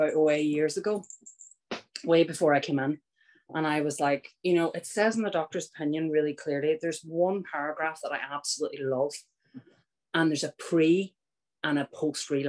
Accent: Northern Ireland, United Kingdom; I was born in Northern Ireland. I grew up.

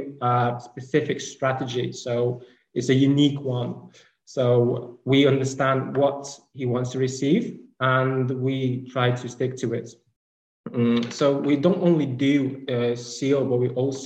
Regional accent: Ukraine; also born or lived in Kyiv; I'm from Ukraine. So right now I'm in Ukraine in Kiev

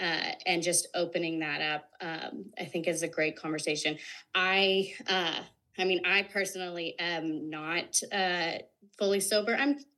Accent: the South, United States; growing up in the South and then moving out West and all that kind of thing

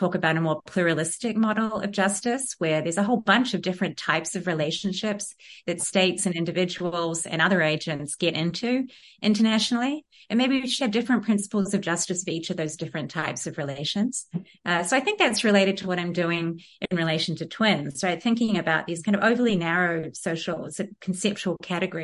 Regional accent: New Zealand; moved away; growing up in Aotearoa in the 1980s mainly and 90s

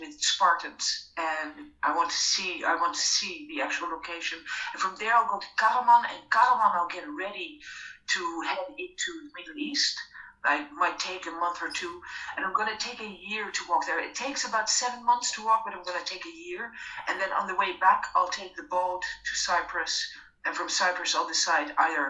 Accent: Ireland; I'm from Ireland

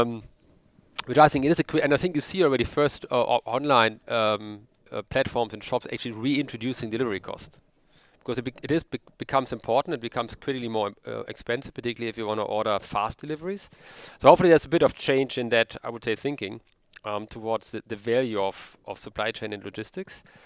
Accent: Sauerland, North Rhine-Westphalia, Germany; now in Cologne, Germany; originally I'm from the Sauerland

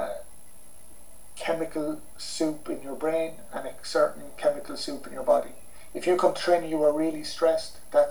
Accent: Ireland; we're both Irish

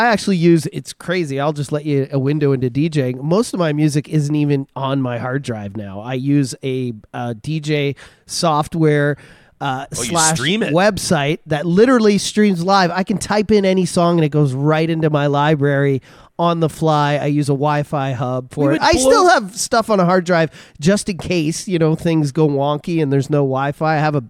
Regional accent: Alberta, Canada; I'm just from Alberta.

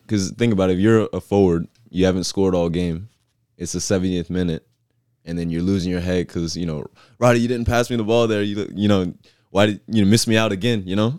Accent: Southern Maryland, United States; moved away as an adult; now in Chattanooga, United States; I'm from Southern Maryland

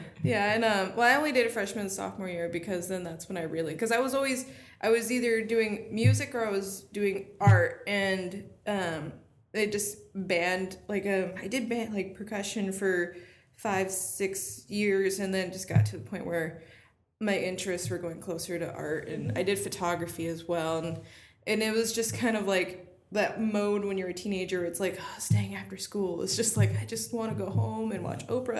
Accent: Rancho, California, United States; I feel like an alien out there sometimes, but it's home

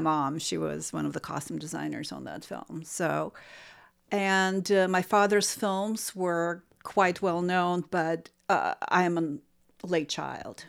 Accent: Saint Petersburg, Russia; moved away as an adult; now in United States; I am from Saint Petersburg, Russia

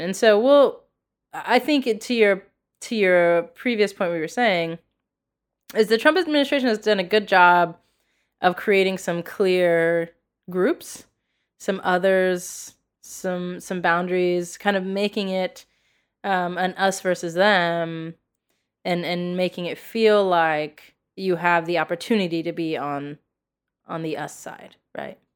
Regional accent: United States; being an American

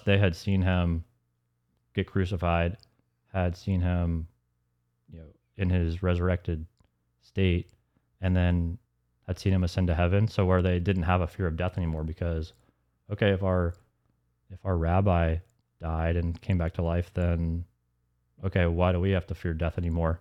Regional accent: Alpharetta, Georgia, United States; also born or lived in Atlanta; growing up in Alpharetta

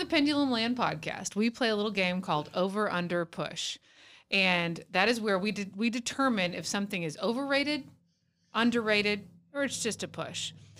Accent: Texas, United States; as a Texan

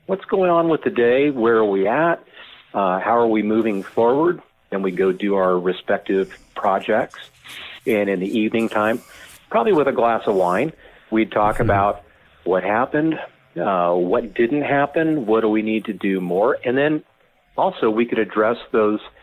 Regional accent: California, United States; moved away as an adult; now in Idaho, United States; I'm from California.

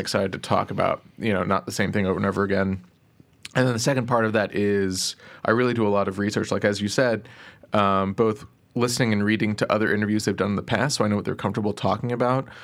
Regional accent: Plano, Texas, United States; I grew up in Plano, Texas

